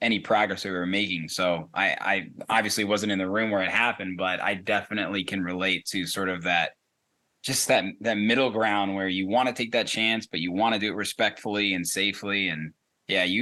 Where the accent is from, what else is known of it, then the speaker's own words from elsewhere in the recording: Indiana, United States; now in Chicago, United States; I'm from Indiana.